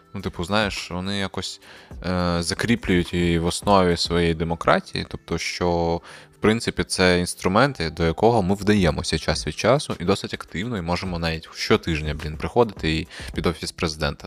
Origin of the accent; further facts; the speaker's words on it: Crimea, Ukraine; moved away; ми зростали в Криму, де якби е, політичне поле не існує